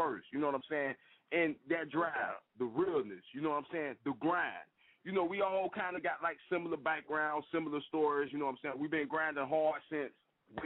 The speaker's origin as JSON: {"language": "English", "town": "Jacksonville", "region": "Florida", "country": "United States", "tie": "born or raised there", "said": "I'm from Duval County, Florida, born and raised"}